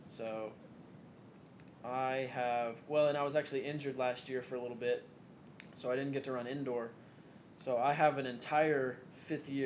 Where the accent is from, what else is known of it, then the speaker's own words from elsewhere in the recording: Knoxville, Tennessee, United States; also born or lived in Ohio; I'm an East Tennessee native from Knoxville.